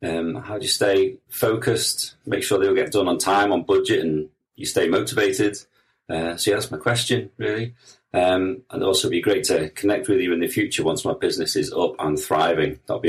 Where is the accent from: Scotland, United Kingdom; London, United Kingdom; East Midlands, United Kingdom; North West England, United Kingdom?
North West England, United Kingdom; Liverpool; I'm from Liverpool in the UK.